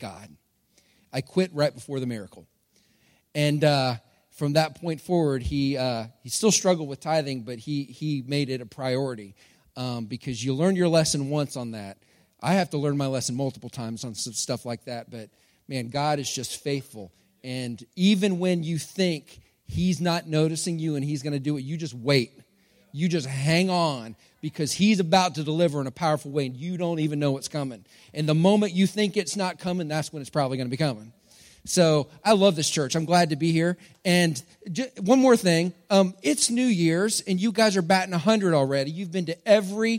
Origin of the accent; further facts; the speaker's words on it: Texas, United States; I'm from Texas, and I grew up when stereo was a big thing